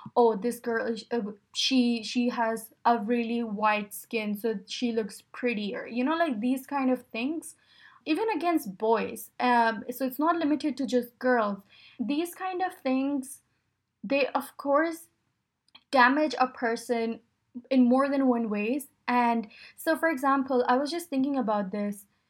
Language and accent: English; Pakistan; moved away; I grew up in Pakistan